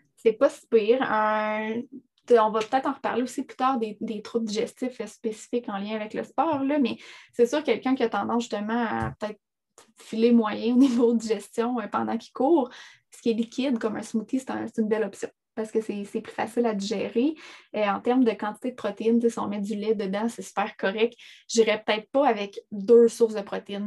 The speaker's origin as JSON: {"language": "French", "area": "Abitibi", "region": "Quebec", "country": "Canada", "said": "je viens de l'Abitibi."}